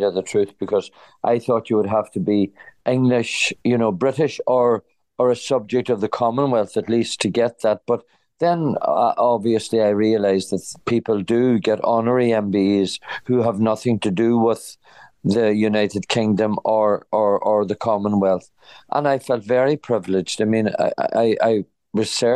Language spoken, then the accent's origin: English; County Donegal, Ulster, Ireland; I come from County Donegal.